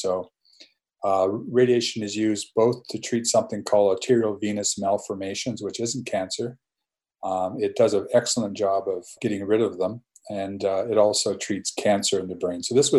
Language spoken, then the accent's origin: English; Canada; moved away; also born or lived in Madison; I'm Canadian, eh?